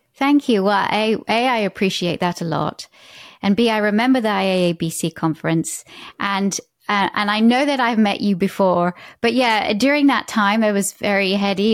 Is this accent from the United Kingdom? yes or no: yes; United Kingdom; now in United States